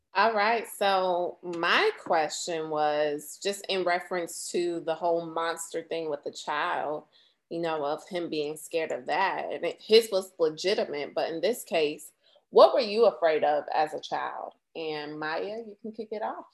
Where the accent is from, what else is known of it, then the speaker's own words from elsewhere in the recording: Florida, United States; growing up in Florida at the time